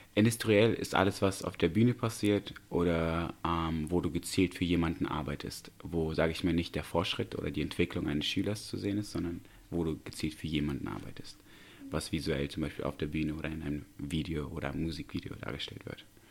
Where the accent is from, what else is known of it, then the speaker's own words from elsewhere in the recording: Tashkent, Uzbekistan; moved away; Ich komme aus Usbekistan gebürtig, aus Taschkent